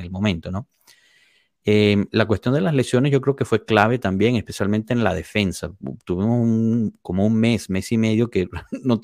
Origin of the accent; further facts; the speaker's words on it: Italy; Spanish is a second language; si yo voy al extranjero, obviamente no voy a empezar a jugar simplemente porque soy italiana.